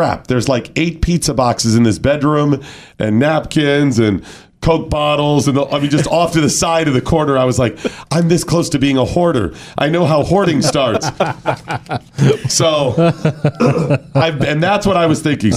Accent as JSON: {"language": "English", "region": "Northeast Ohio", "country": "United States", "tie": "born or raised there", "said": "growing up in Northeast Ohio"}